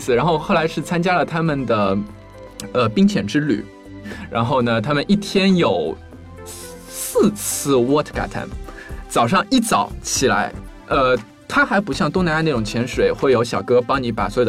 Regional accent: China; 因为贝加尔湖是一块非常古老的水域，然后在湖底非常非常的多，然后作为中国人嘛，

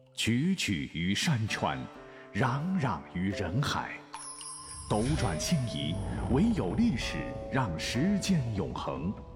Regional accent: China; 我们都会以是一名中国人而骄傲

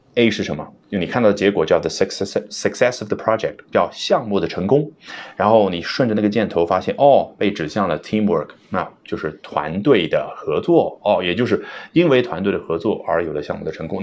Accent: China; 作为中国人

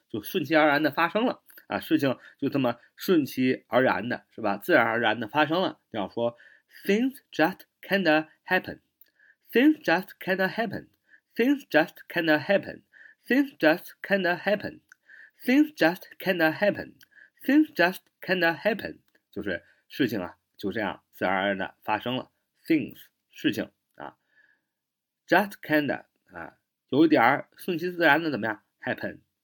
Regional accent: China; 我们中国人说话的时候，经常会用一个词

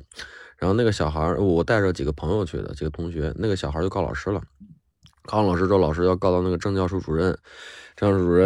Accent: Henan, China; 我不知道我们河南这边打架跟你们那边一样吗？这边都是喜欢打群架

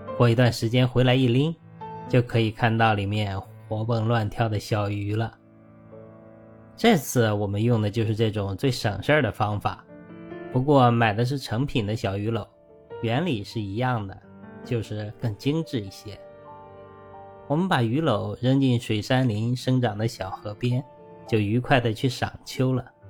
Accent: northern China, China; moved away; 我的家乡虽然在北方，但小时候田边都有灌溉用的饮水渠

